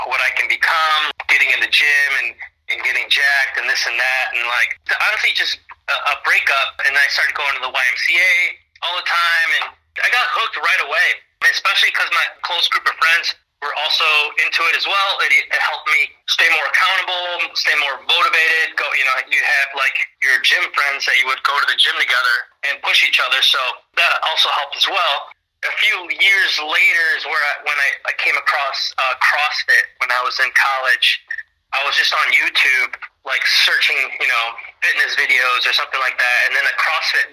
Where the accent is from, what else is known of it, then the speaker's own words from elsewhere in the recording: Mendota, Illinois, United States; both in Mendota, Illinois. So that's where my hometown is. And yeah, that's where I grew up